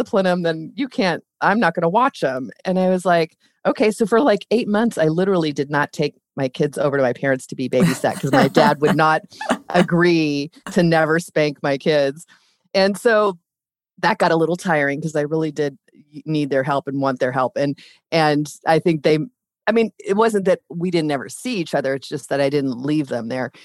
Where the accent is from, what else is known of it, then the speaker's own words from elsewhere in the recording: Ventura County, Southern California, United States; I grew up in Southern California